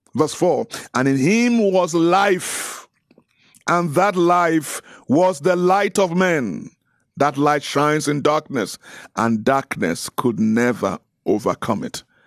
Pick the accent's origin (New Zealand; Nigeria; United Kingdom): Nigeria; I'm Nigerian